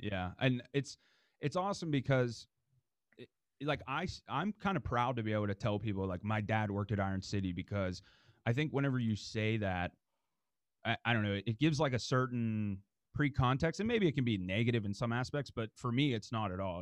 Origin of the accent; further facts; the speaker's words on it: Dormont, Pennsylvania, United States; I was born and raised in Dormont